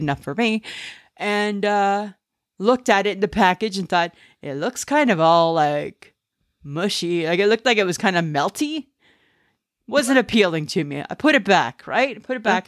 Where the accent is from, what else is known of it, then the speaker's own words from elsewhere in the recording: Ontario, Canada; moved away; I'm from Ontario